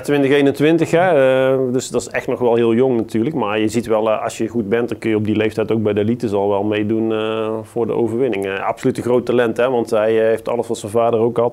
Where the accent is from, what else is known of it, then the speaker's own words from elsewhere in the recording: Netherlands; we als Nederlanders